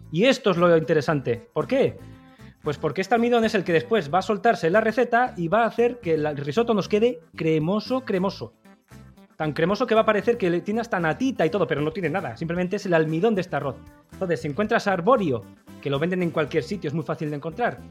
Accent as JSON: {"language": "Spanish", "region": "Basque Country", "country": "Spain", "said": "yo que soy vasco"}